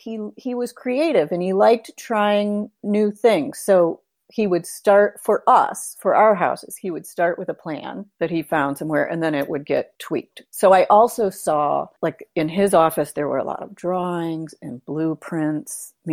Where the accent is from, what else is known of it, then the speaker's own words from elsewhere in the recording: Holland, Michigan, United States; Holland, Michigan.